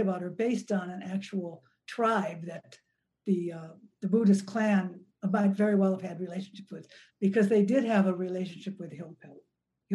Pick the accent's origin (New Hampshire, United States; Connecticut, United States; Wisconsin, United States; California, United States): Wisconsin, United States; Milwaukee; I grew up in Milwaukee, Wisconsin, which was a really segregated city.